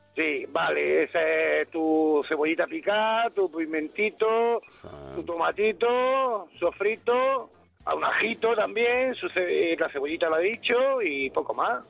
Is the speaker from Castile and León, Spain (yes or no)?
no; Roquetas de Mar, Andalusia, Spain; moved away; en mi tierra, ahí en mi tierra, en Roqueta de Mar, Almería